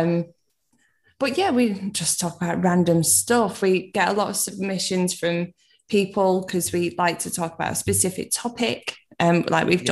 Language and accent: English; Manchester, North West England, United Kingdom; I'm from Manchester